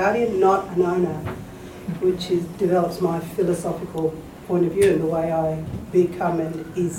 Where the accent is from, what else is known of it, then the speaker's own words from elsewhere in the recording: Fitzroy River, Western Australia, Australia; I'm a traditional custodian from the Fitzroy River. My people are Nigan and Waroa people.